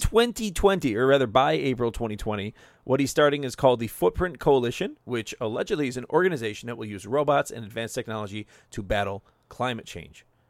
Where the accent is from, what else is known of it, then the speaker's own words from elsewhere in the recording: United States; I'm from the States